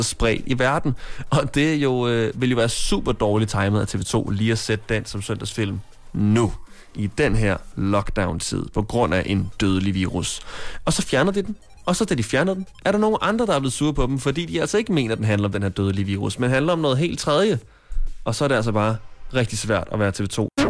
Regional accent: Copenhagen, Capital Region of Denmark, Denmark; Jeg er fra København.

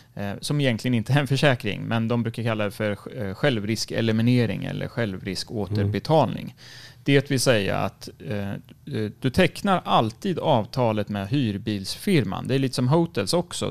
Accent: Sweden; som svensk

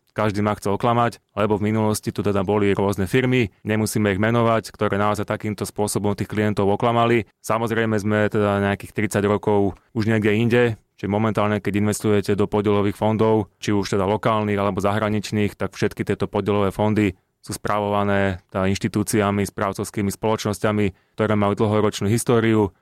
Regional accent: Slovakia; my Slováci

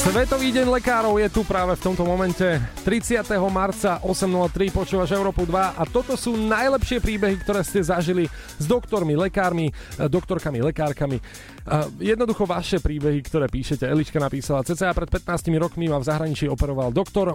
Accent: eastern Slovakia, Slovakia; som z východu

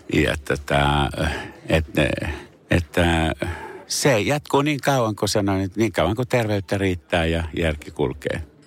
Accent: Pori, Satakunta, Finland; first language Finnish; also born or lived in Paris; olen Porissa syntynyt ja saanut koulutukseni täällä äidinkieleni on suomi

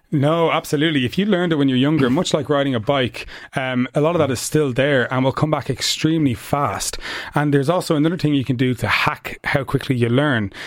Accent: Ireland; also born or lived in United States; in Ireland, we have this kind of self-conscious thing

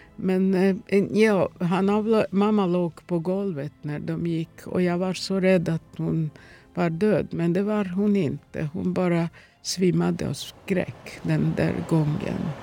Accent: Ruma, Vojvodina, Serbia; Swedish is a second language; also born or lived in Novi Sad; now in Sweden; min hemstad Roma

